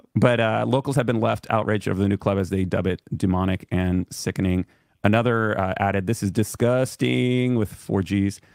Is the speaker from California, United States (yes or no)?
yes; California, United States; we're from California